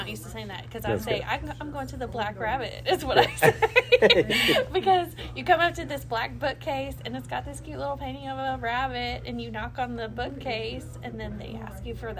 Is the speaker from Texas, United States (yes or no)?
no; Tennessee, United States; now in Louisville, United States; I'm from Tennessee.